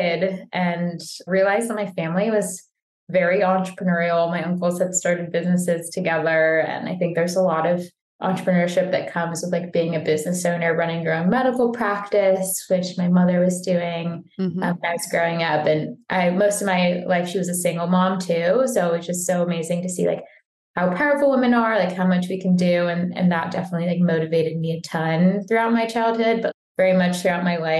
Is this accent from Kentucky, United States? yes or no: no; Tampa, Florida, United States; moved away as an adult; also born or lived in Boston area / Egypt (ancestry); now in New York City, United States; I grew up in Tampa, Florida